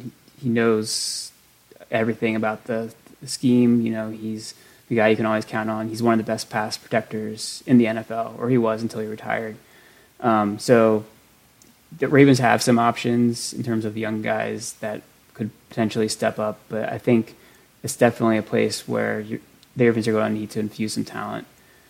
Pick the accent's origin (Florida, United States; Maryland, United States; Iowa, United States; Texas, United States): Maryland, United States; Westminster; I grew up in Westminster, Maryland, which was kind of the epicenter of the training camp situation back in the day.